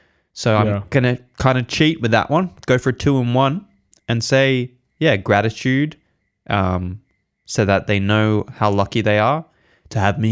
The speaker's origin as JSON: {"language": "English", "region": "England", "country": "United Kingdom", "tie": "born there", "said": "I wasn't born here, actually. I was born in England, but still first world country."}